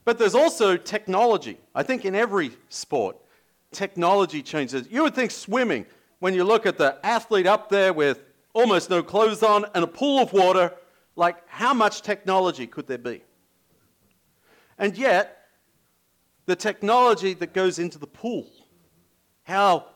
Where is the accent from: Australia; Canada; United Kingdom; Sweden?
Australia; moved away; as an Australian